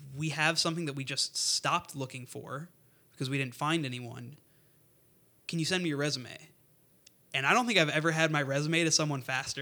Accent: Northwest Indiana, United States; I'm originally from Northwest Indiana

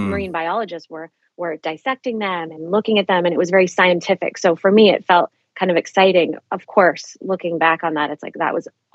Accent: Alaska, United States; moved away; also born or lived in Chicago, Illinois; I was born in Southeast Alaska. In a town so small, we had to be flown to Juneau for my mom to have a cesarean section. But I actually lived all around the state of Alaska, aside from a 2-year stint outside of Chicago, Illinois, but spent the, basically the first 17 years of my life in Alaska all around.

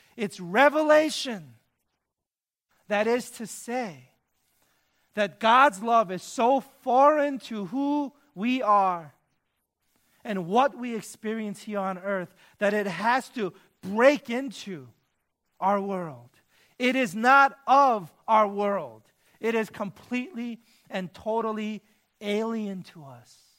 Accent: New York City, New York, United States; moved away as an adult; also born or lived in Michigan; I grew up in New York City, in the inner city

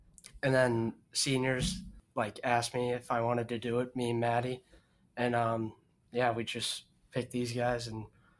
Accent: Milton, Massachusetts, United States; from Milton.

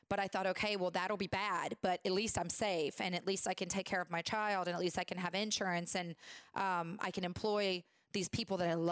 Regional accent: Tennessee, United States; moved away; I'm from Tennessee, girl.

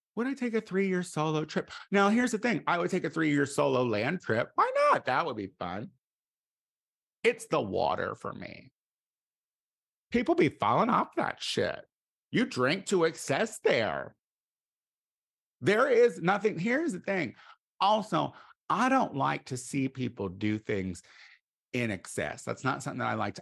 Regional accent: United States; me as an American

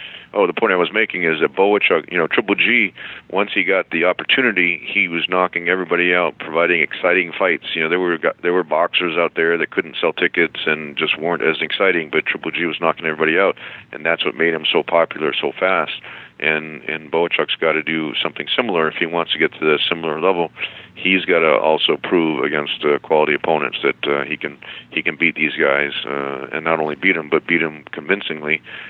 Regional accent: Los Angeles, California, United States; also born or lived in Santa Monica; Yeah, born and raised in Los Angeles. I grew up in the San Fernando Valley. Went to school out there in Woodland Hills. And now I live in Santa Monica. I've been in Santa Monica probably... now I'd say the last 15

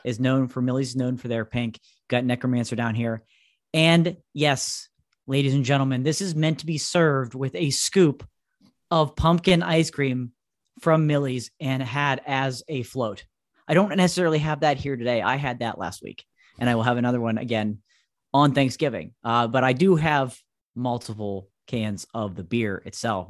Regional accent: Pennsylvania, United States; also born or lived in North Carolina; my home state and where I am broadcasting from right here today

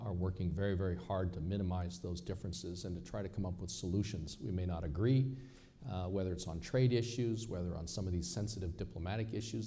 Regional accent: United States; I'm also thoroughly American, born and raised in America.

